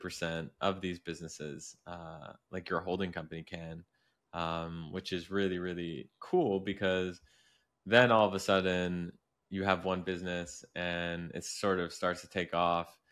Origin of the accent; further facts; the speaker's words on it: Canada; I grew up in Canada, which isn't exactly, like, New York City